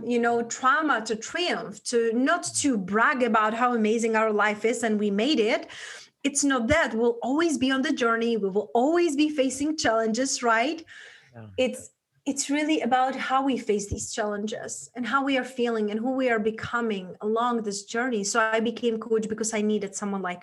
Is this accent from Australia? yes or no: no; Czechia; accent: Czech; English is a second language; moved away; I grew up in a small town back in Europe, in Czech Republic, hence that's where my accent from